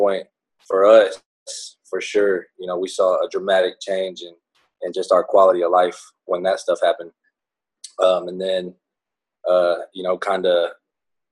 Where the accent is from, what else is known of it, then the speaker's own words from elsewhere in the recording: Conroe, Texas, United States; also born or lived in Houston, Texas; I was born in Houston, and then we moved to Conroe after my parents split up when I was little. I was probably like 8 years old-ish